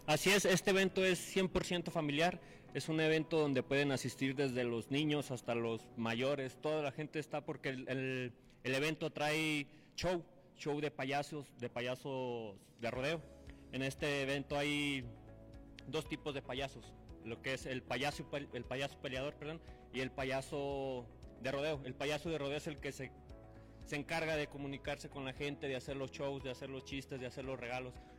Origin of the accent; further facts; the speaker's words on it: Lagos de Moreno, Jalisco, Mexico; yo soy de Lagos de Moreno, de Lagos de Moreno, Jalisco